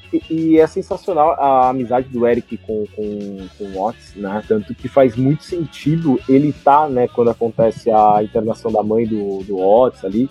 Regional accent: Brazil; eu sou brasileiro. Eu ouço no Brasil.

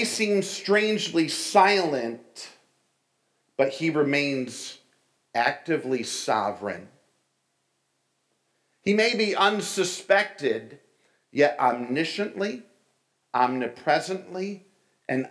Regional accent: New York, United States; moved away as an adult; also born or lived in Springfield, Ohio; I was from New York

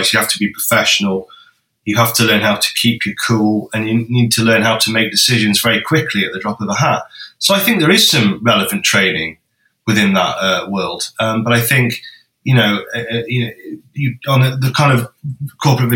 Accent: Bakewell, East Midlands, United Kingdom; we spent some of our time growing up in Bakewell, which is quite near Matlock

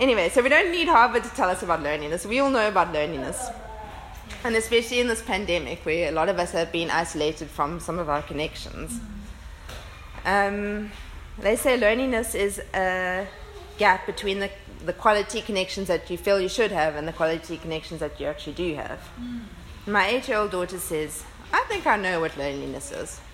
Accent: Port Elizabeth, Eastern Cape, South Africa; moved away as an adult; I moved from Port Elizabeth to Cape Town to study medicine. I was 18. I left my family of origin

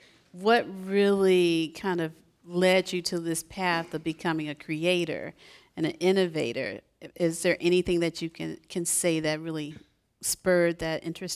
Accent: the South, United States; I'm from the South as well

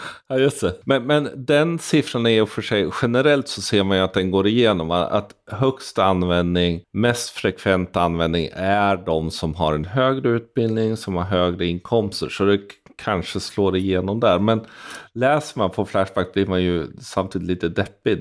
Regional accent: Sweden; som svensk befolkning

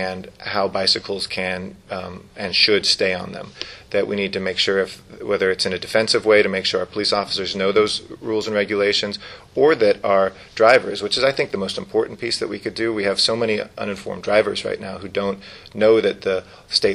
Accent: Los Angeles, California, United States; born or raised there

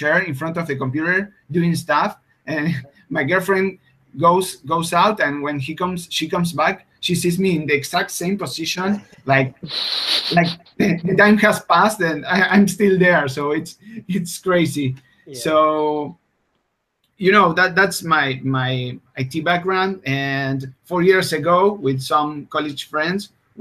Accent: Argentina; English is a second language; I'm from Argentina, which is a country far away from everything.

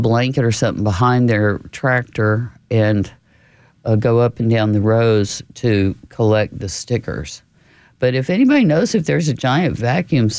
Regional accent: New Braunfels, Texas, United States; when I was growing up in New Braunfels, we always had the county fair

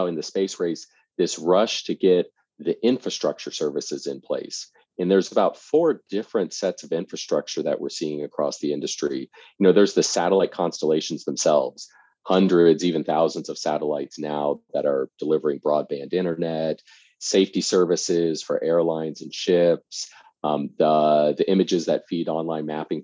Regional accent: suburbs of Washington, D.C., Northern Virginia, United States; I grew up in the suburbs of Washington, D.C., so Northern Virginia

